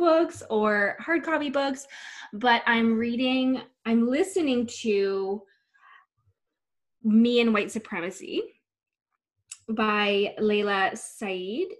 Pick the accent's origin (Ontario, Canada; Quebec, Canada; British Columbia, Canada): Ontario, Canada; Whitby; I grew up in Whitby, Ontario, and I am currently living in Whitby, Ontario.